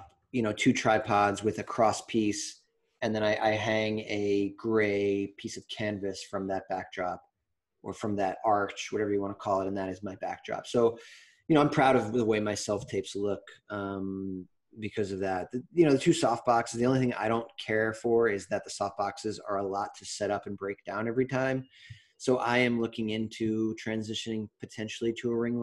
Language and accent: English; New York, United States; now in Los Angeles, United States; I'm from New York